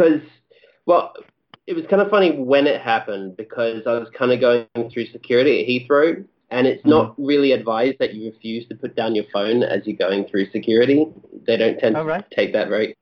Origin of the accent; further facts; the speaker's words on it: Perth, Western Australia, Australia; also born or lived in Melbourne; now in London, United Kingdom; I'm not from Melbourne originally, I'm from Perth originally.